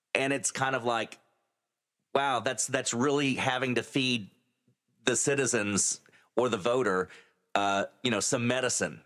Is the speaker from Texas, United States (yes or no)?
yes; San Angelo, Texas, United States; now in Midland, United States; my hometown, my original hometown of San Angelo